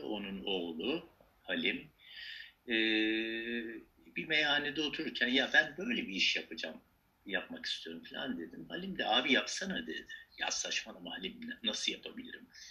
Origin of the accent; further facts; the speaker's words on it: Mersin, Turkey; also born or lived in Malatya, Turkey; now in Istanbul, Turkey; Ben Malatya doğumluyum. İşte Mersin'de yetiştim.